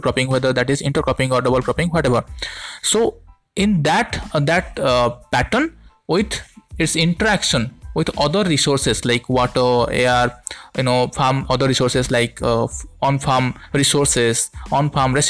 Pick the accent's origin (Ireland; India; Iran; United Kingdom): India; from India